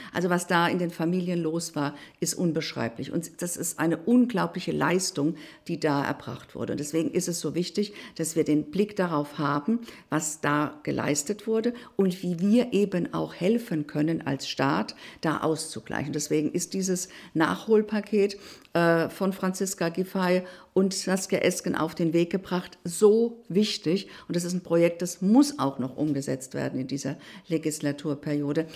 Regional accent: Hesse, Germany; also born or lived in Berlin; bei mir in Hessen, in meinem Heimatland

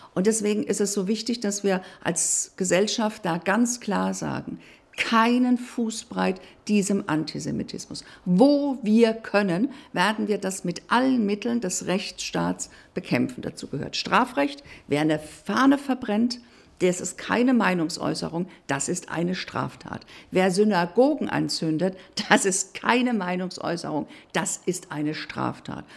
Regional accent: Hesse, Germany; also born or lived in Berlin; bei mir in Hessen, in meinem Heimatland

